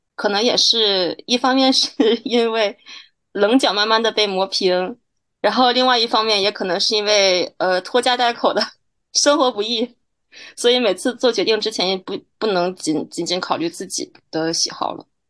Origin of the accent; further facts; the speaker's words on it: Hebei, China; moved away as an adult; also born or lived in Beijing; now in Paris, France; 在我们河北那边找的大学里面的韩，韩语系老师先把课业提前学完